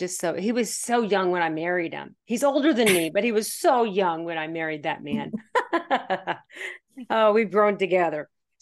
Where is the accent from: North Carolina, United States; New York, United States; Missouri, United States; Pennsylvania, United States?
Pennsylvania, United States; born there; now in Arkansas, United States; I'm now living in the state of Arkansas. I was born in Pennsylvania, so I've always been a Yankee.